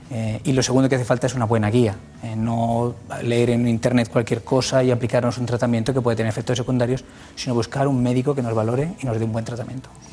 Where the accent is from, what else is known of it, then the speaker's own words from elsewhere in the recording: Castilla-La Mancha, Spain; also born or lived in Requena, Valencia; Provincia de Valencia, luego he crecido en Castilla-La Mancha, pero vamos, nací en Requena.